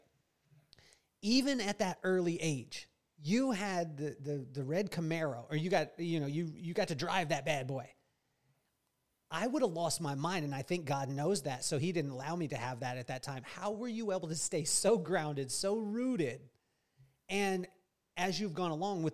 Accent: Lompoc, California, United States; when we grew up in Lompoc, like, you know, we were on North B Street with a 1-bedroom apartment, 5 people

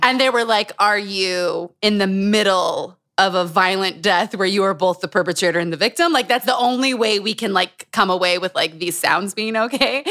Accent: Utah, United States; Growing up in Utah

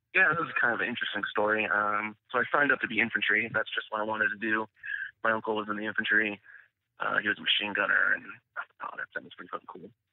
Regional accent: Northern California, United States; I grew up in California, Northern California, so it's you know pretty liberal place.

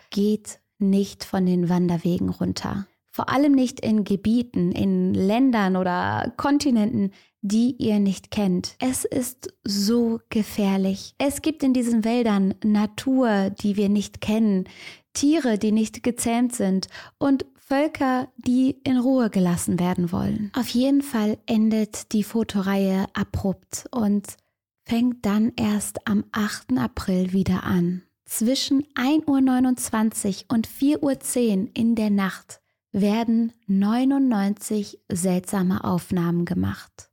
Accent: Cologne, North Rhine-Westphalia, Germany; ich als Kölnerin

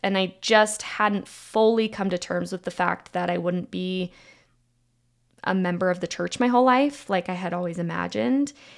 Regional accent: Provo, Utah, United States; moved away as an adult; also born or lived in Germany / San Francisco; I grew up in Provo, Utah

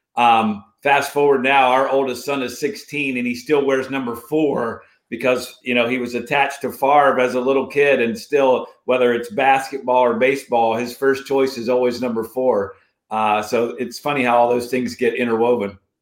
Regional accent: Morgantown, West Virginia, United States; growing up in Morgantown, West Virginia

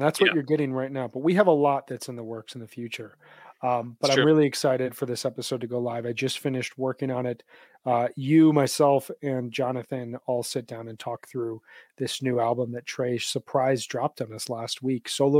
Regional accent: Central Time Zone, United States; moved away; I grew up in Central.

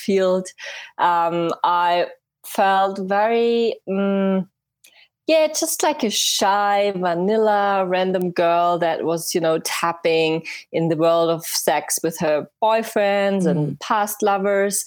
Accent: Germany; English is a second language; I'm from Germany

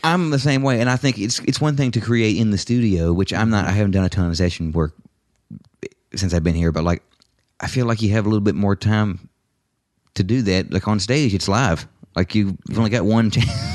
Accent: Lexington, United States; moved away; Lexington, my hometown

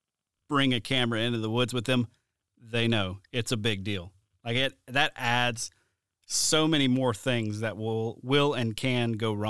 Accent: Mobile, Alabama, United States; I'm from Mobile, Alabama.

